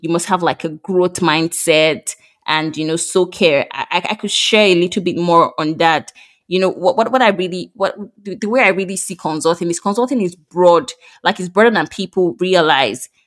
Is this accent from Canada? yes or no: no; Nigeria; moved away as an adult; now in France; I recently moved to France from Nigeria.